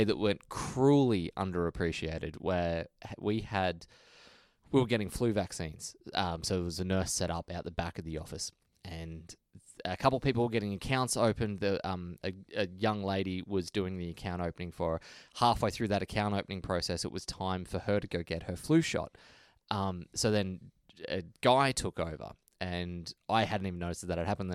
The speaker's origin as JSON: {"language": "English", "country": "Australia", "said": "we're from Australia"}